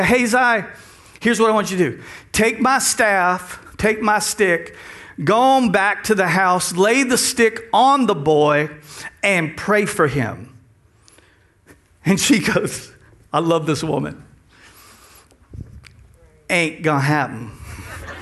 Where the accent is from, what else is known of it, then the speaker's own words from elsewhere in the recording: Texas, United States; now in South Louisiana, United States; We're from Texas. We've learned the language